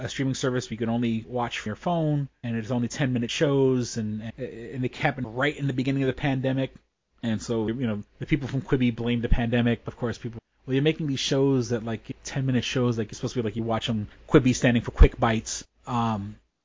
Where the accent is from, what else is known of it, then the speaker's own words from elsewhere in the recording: New York City, New York, United States; I grew up on the edge of China